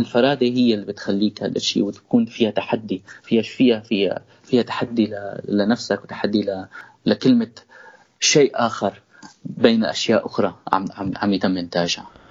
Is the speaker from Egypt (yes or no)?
no; countryside between Idlib and Aleppo, Idlib Governorate, Syria; انا ولدت بالريف مشترك بين ادلب وحلب